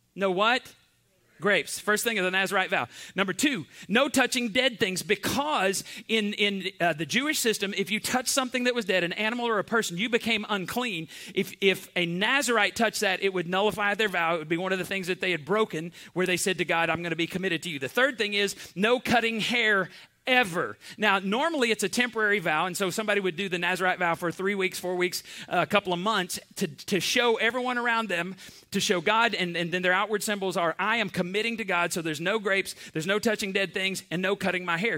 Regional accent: Borger, Texas, United States; I grew up in Borger, Texas

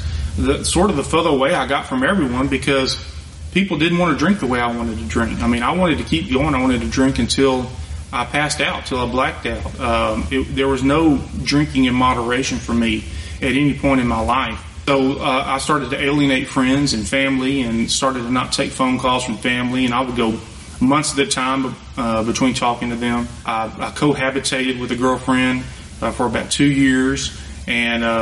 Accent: Elkhart, United States; I grew up in the Methodist Church in Elkhart

